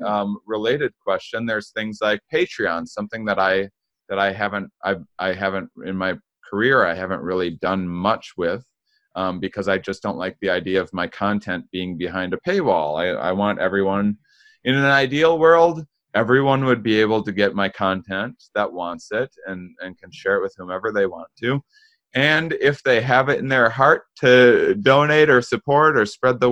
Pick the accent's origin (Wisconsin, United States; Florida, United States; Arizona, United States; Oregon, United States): Wisconsin, United States; I'm from Wisconsin